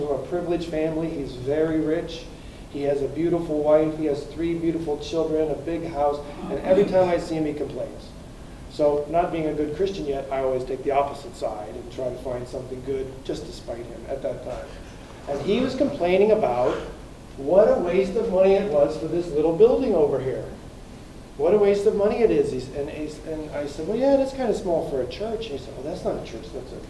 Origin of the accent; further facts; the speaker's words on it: United States; moved away as an adult; now in Czech Republic; I'm an American citizen. I was born in America.